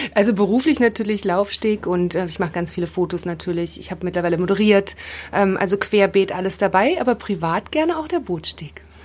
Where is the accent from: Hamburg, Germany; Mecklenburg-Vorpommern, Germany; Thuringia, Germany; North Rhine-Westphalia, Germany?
Mecklenburg-Vorpommern, Germany; Rostock; now in Potsdam, Germany; Ich bin in Rostock geboren, aber leben tue ich da nicht mehr. Ich wohne in Potsdam